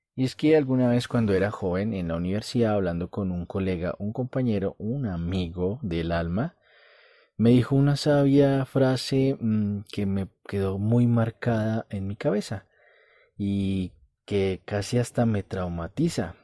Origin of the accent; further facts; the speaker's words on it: Colombia; como dicen en mi país, en Colombia